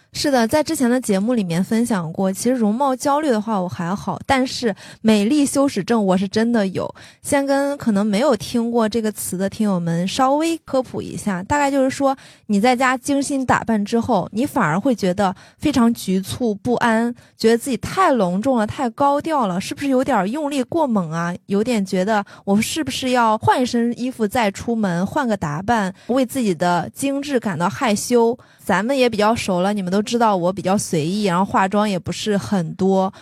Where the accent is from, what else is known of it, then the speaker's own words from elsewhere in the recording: Shandong, China; 我山东人，然后我爸爸也是那种很传统的山东男性